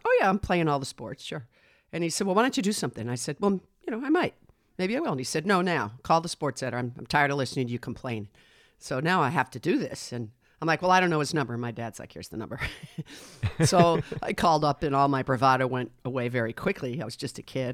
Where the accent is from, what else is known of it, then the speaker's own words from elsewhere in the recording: Westwood, Massachusetts, United States; also born or lived in Manhasset, New York; I grew up in Westwood, Massachusetts